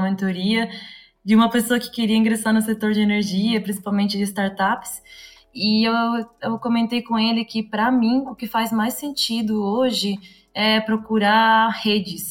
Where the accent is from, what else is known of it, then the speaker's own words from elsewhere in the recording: Uruguay; accent: Uruguayan; Portuguese is a second language; also born or lived in Florianópolis, Brazil; now in São Paulo, Brazil; eu vim de fora, um pouquinho mais de fora, eu sou uruguaia, para quem não percebeu o sotaque